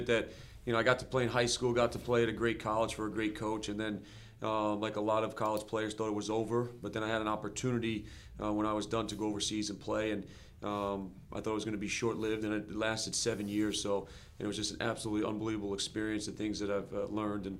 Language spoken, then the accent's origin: English; Bergen County, New Jersey, United States; where I grew up in Bergen County